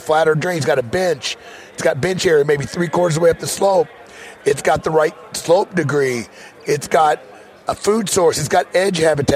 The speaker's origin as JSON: {"language": "English", "region": "Missouri", "country": "United States", "said": "I'm from Missouri"}